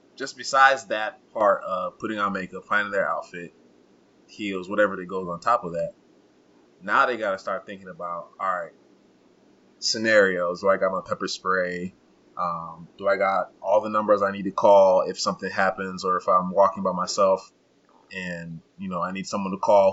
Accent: Uganda; moved away; growing up in Uganda for and like being in my culture, also Rwandan culture.

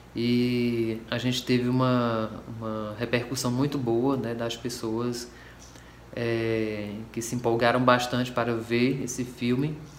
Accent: Cariri, Ceará, Brazil; esse local de onde eu venho, que são as minhas referências

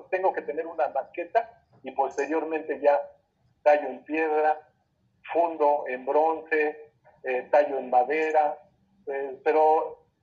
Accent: Chimalhuacán, State of Mexico, Mexico; yo soy originario de Chimalhuacán, un pueblo de Canterto.

